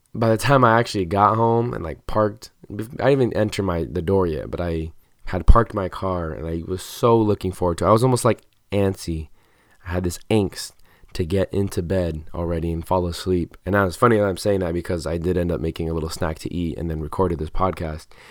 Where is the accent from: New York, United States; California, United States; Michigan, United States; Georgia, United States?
California, United States; Southern; growing up in Southern California